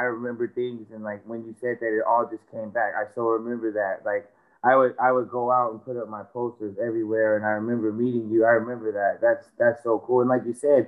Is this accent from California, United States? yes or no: yes; San Francisco, California, United States; I'm born and raised in San Francisco